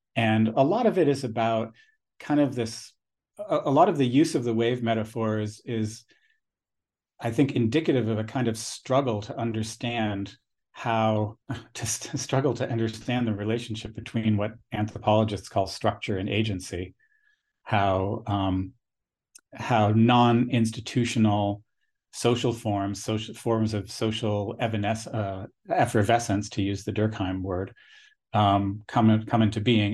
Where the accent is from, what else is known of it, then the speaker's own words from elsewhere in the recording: United States; also born or lived in United States West Coast; growing up on the United States East Coast and then the West Coast